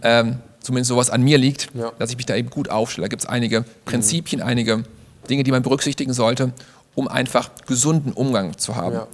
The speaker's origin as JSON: {"language": "German", "country": "Germany", "tie": "born or raised there", "said": "Ich bin in Deutschland geboren"}